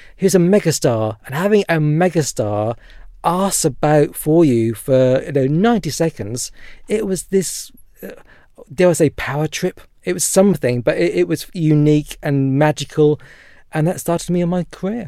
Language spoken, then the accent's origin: English; Norfolk, East of England, United Kingdom; I was born and raised in Norfolk and very proud to be from there